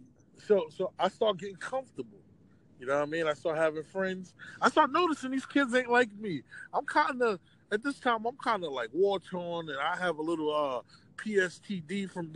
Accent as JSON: {"language": "English", "town": "New York City", "region": "New York", "country": "United States", "tie": "born or raised there", "also_born_or_lived": "Far Rockaway, Queens / Jamaica, Queens", "said": "I moved from Far Rockaway, Queens to Jamaica, Queens."}